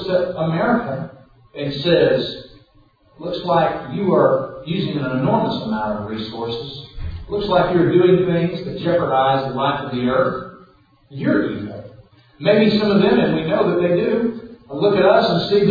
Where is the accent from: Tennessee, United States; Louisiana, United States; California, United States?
Louisiana, United States; Southwest; growing up in Southwest Louisiana